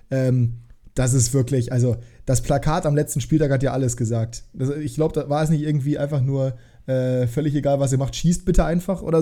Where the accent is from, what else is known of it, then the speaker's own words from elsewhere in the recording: Nuremberg, Bavaria, Germany; Ich hoffe, ich werde 90 Jahre alt, dann äh, kann ich sagen, ich wäre 100 geworden, aber ich bin Nürnberger.